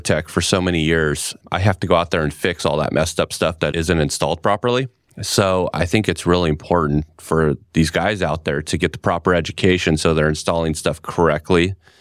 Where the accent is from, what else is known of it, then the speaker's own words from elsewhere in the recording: California, United States; moved away as an adult; now in Gilbert, Arizona, United States; was born and raised in California my whole life.